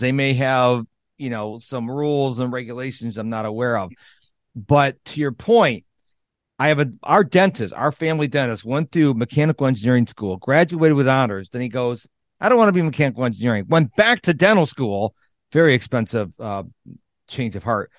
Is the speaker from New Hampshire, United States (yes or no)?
no; Rochester, New York, United States; I grew up in Rochester, New York